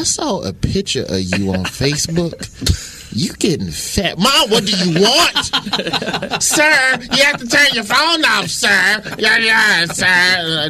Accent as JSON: {"language": "English", "region": "the South", "country": "United States", "tie": "born or raised there", "said": "Dude, I grew up in the South, man."}